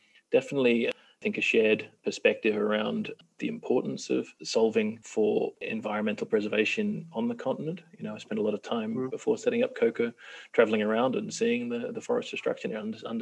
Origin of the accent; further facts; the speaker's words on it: Australia; now in Kenya; I'm from Australia